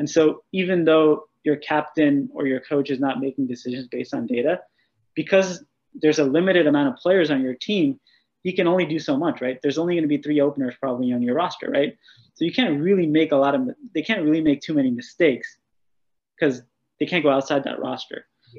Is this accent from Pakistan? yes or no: yes; Pakistan; Well, I think being Pakistani, you know, I think there's a lot of guys actually.